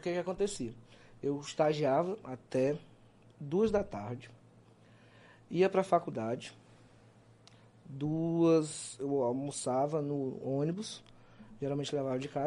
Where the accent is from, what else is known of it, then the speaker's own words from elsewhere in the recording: Teresina, Piauí, Brazil; also born or lived in Pará; Eu, com quatro meses de idade, nasci em Teresina, fui morar no Pará.